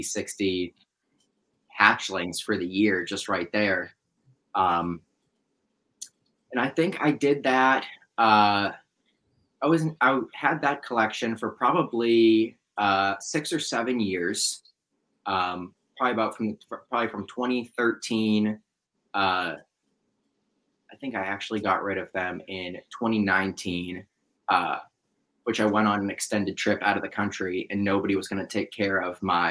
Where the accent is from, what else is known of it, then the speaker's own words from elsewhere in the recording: South Florida, United States; I grew up in South Florida